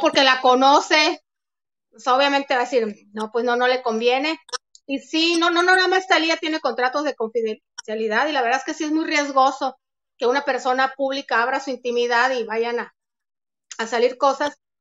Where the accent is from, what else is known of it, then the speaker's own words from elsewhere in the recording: Mexico; cómo somos los mexicanos